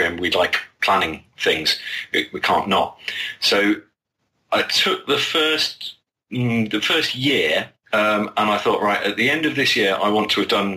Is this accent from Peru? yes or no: no; United Kingdom; as a Brit